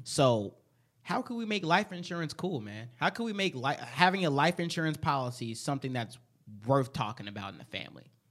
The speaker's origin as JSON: {"language": "English", "town": "Chicago", "region": "Illinois", "country": "United States", "tie": "born or raised there", "moved": "yes", "lives_now": "Minnesota, United States", "said": "I'm from Chicago"}